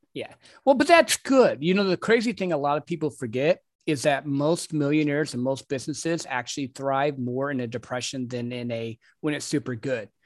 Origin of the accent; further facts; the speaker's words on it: Michigan, United States; moved away; also born or lived in Texas; I grew up in Michigan, which is rural where I was